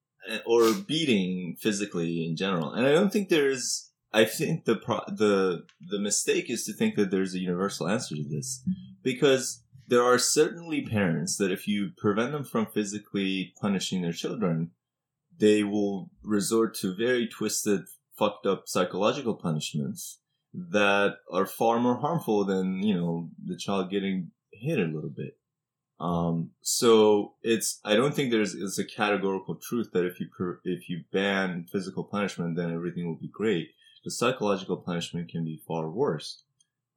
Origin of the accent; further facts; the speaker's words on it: Iran; moved away; growing up in Iran